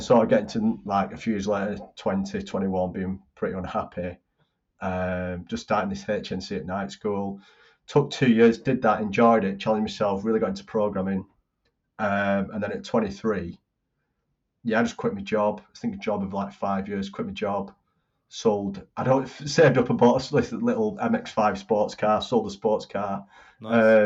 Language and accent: English; Bolton, North West England, United Kingdom; my hometown, Bolton's